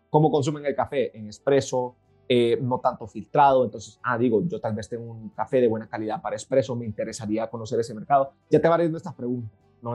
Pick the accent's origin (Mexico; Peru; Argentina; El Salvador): El Salvador; moved away as an adult; also born or lived in Madrid, Spain; Pues yo nací en El Salvador, nací en un, país bellísimo, pequeño, pero lindísimo.